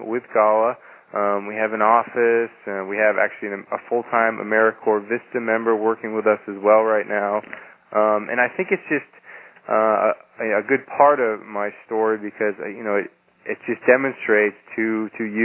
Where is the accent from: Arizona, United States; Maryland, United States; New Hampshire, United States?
New Hampshire, United States; I decided that I really wanted to go back to my home state of New Hampshire, and particularly to where I had a lot of connections to people and also to the land in the Lakes region of New Hampshire